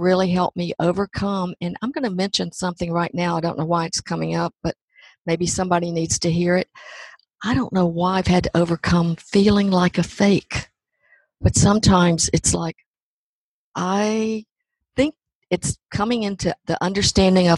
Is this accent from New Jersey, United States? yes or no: no; Hope, Arkansas, United States; I grew up in Hope, Arkansas